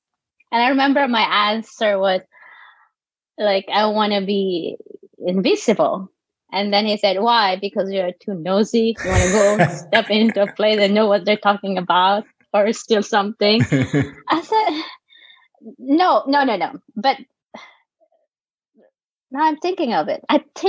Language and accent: English; Tanay, Rizal, Philippines; English is a second language; moved away as an adult; also born or lived in Sorsogon, Bicol / Middle East / North Carolina; now in New York, United States; So I was born in Sursogon, Bicol, southern part of the Philippines, the mainland, yeah. And then I remember we moved to Sampaloc when I was 6 or 5. Then I grew up in Sampaloc, Tanay Rizal.